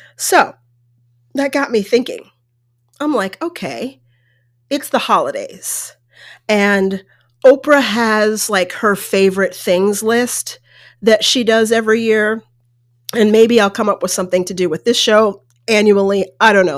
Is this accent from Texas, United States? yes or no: no; Colorado, United States; also born or lived in New York State; I lived in New York State, and there were family members around and more sort of distant family members. But then I grew up in Colorado, and there was pretty much no one